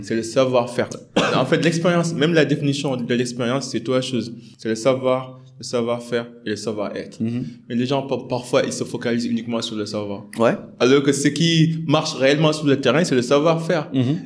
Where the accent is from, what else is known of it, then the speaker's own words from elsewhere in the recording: Senegal; on est des Sénégalais